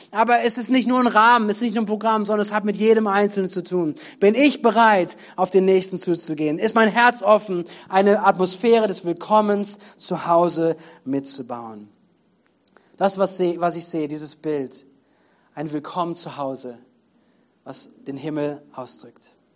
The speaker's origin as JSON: {"language": "German", "country": "Germany", "said": "für uns als Deutsche, als Deutschland"}